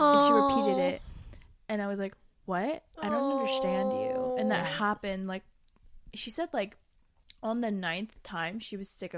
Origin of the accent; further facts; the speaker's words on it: Colorado, United States; I grew up in Colorado, like, at the beginning of my life. And from ages 1 to 4 fluent. I look back on videos and I was so fluent in Korean.